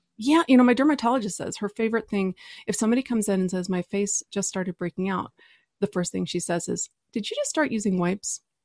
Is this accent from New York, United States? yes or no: no; Texas, United States; I'm from Texas